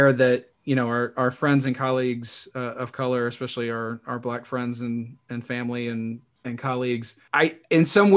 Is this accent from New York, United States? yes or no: no; North Carolina, United States; born or raised there